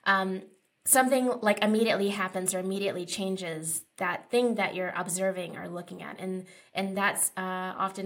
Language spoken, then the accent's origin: English; East Coast, United States; now in Los Angeles, United States; I'm from the East Coast